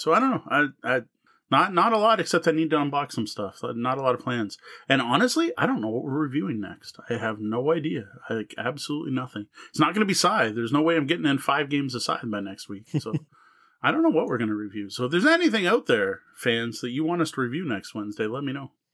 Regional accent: Canada; as a Canadian

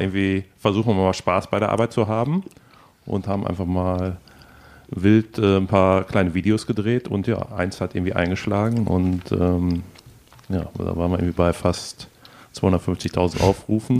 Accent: Ruhr area, North Rhine-Westphalia, Germany; moved away as an adult; also born or lived in Hamburg; now in Vienna, Austria; Ruhrpott stimmt natürlich, ich komme aus dem Ruhrpott

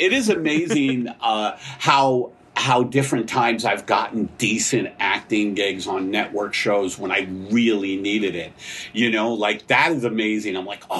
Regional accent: New York City, New York, United States; I'm from Staten Island

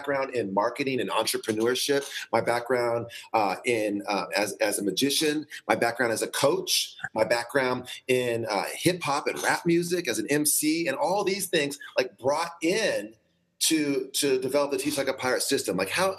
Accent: San Diego, California, United States; from San Diego, and I was a teacher for 17 years

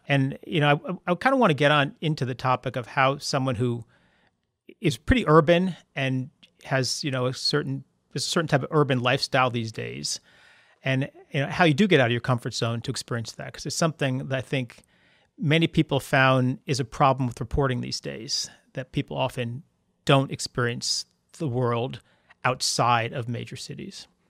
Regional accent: East Coast, United States; also born or lived in Seattle / New York; my family's from New York. I grew up on the East Coast.

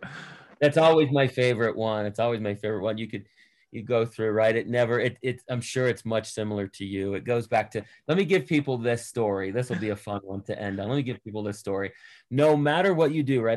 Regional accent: Boston, Massachusetts, United States; I'm I'm from Boston

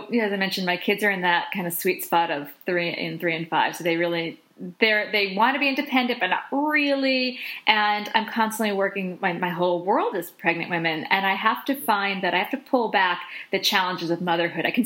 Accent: Boston, Massachusetts, United States; I'm from the Boston area, so yay for

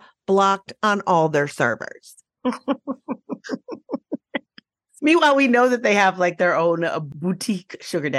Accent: Minnesota, United States; I'm from Minnesota

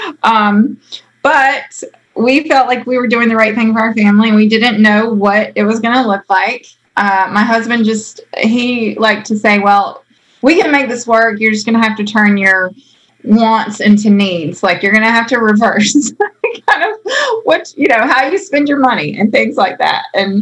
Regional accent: outside of Raleigh, Wake County, North Carolina, United States; I grew up outside of Raleigh, Wake County

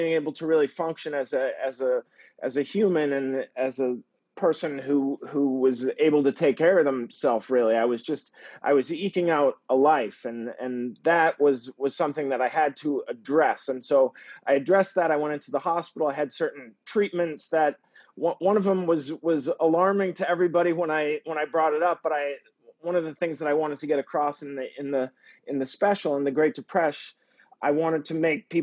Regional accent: Peabody, Massachusetts, United States; moved away; Originally, I am from Peabody, Mass, which is a suburb of Boston, about 16 miles north of Boston, kind of a working class type area

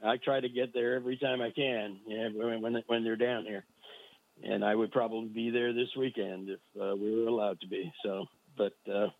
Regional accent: Bay Area, California, United States; now in Southern California, United States; I grew up in the Bay Area.

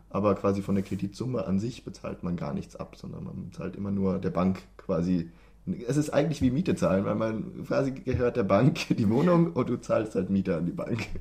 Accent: Germany; moved away as an adult; now in Sweden; als, als Deutscher wie wir

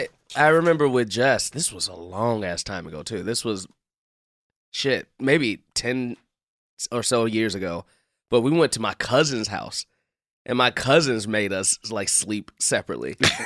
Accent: Chicago, Illinois, United States; I'm from Chicago.

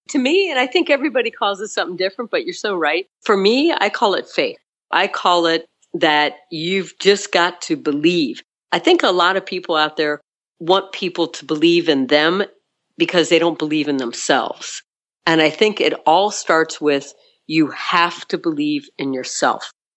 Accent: South Florida, United States; So I was born in South Florida, and I was born one of five kids.

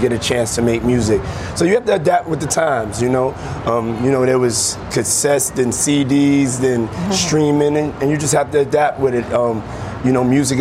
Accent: New York, United States; moved away; come back to New York and open up three schools in my hometown

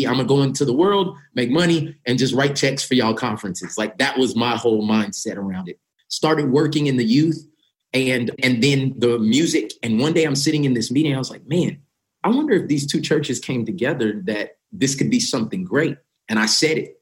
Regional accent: Tulsa, Oklahoma, United States; I'm born and raised in Tulsa, Oklahoma

